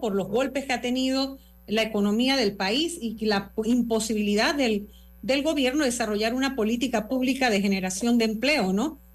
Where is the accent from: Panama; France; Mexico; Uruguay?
Panama; somos los panameños